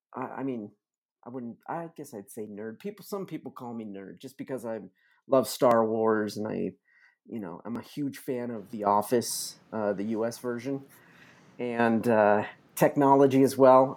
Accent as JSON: {"language": "English", "town": "Los Angeles", "region": "California", "country": "United States", "tie": "born or raised there", "moved": "as an adult", "lives_now": "Joshua Tree, United States", "said": "I'm originally from Los Angeles, though. Born and raised, uh, native Angelino."}